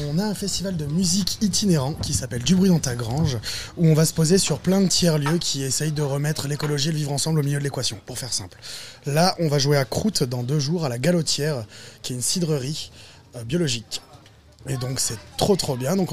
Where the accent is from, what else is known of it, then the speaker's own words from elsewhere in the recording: Hauts-de-France, France; On vient du Nord.